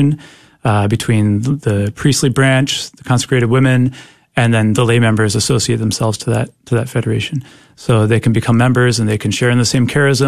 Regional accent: Canada; I'm from Canada, so this was up there in Canada

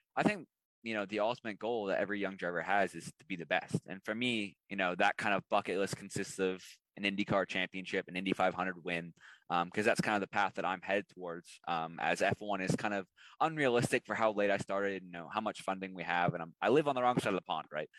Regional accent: Canada; as a Canadian

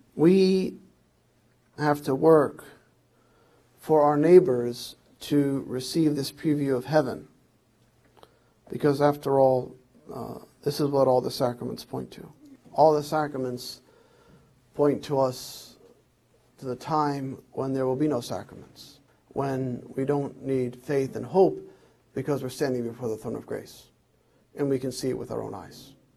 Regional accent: Bethlehem, Pennsylvania, United States; where I grew up in South Bethlehem

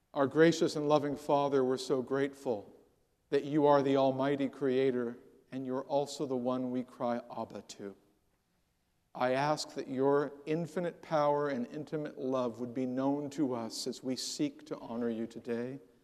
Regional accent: San Jose, California, United States; I grew up in the San, the San Jose area of California, watched it go from orchards to silicon chips in my lifetime

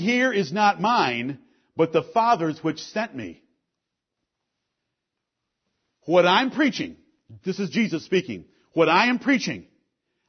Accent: Detroit, Michigan, United States; I grew up in Detroit, Michigan

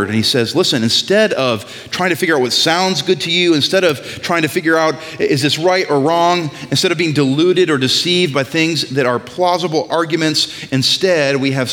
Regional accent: New England, United States; I'm from New England

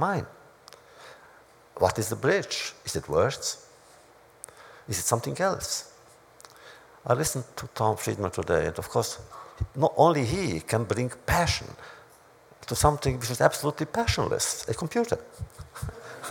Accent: Romania; moved away; in my hometown, which was Hungary, Romania

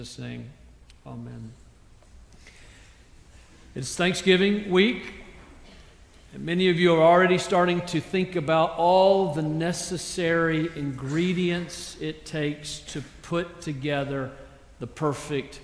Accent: South Carolina, United States; I grew up in South Carolina

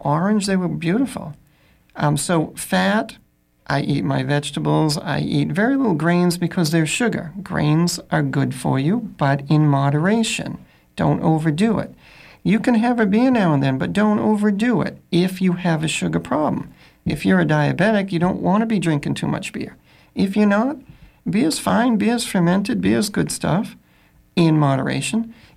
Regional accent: Augusta, Maine, United States; I'm from Augusta

